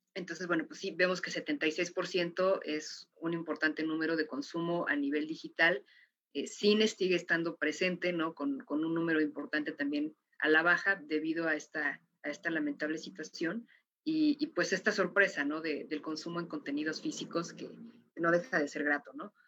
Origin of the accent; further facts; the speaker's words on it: Mexico; como mexicana